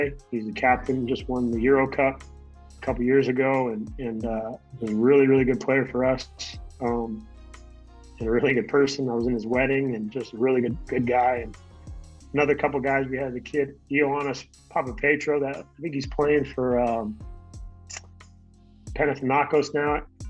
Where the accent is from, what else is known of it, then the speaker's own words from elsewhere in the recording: Tucson, Arizona, United States; also born or lived in Colorado / Austin, Texas; now in Bakersfield, United States; went back to my hometown of Tucson